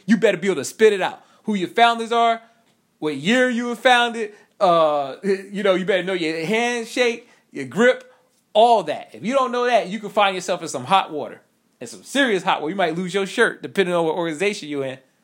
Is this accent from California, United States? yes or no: no; New York, United States; I'm not country, I'm from New York